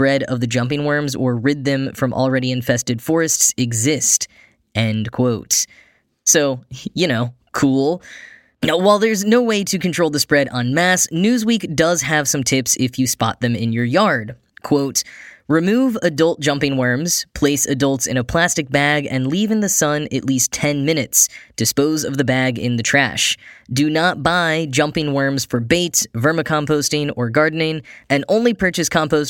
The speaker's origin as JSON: {"language": "English", "region": "Texas", "country": "United States", "tie": "born or raised there", "moved": "yes", "lives_now": "New York, United States", "said": "my home state of Texas"}